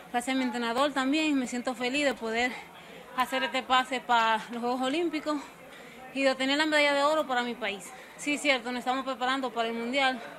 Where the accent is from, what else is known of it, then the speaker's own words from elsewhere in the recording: Dominican Republic; Me siento demasiado feliz que ellos me han acogido para ser parte y más que soy dominicana y República Dominicana está muy alegre con eso.